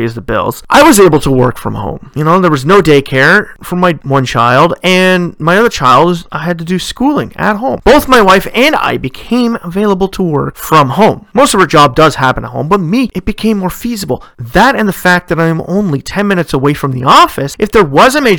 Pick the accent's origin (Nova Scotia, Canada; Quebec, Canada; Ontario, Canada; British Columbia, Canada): Ontario, Canada; my home province of Ontario, whereas in my hometown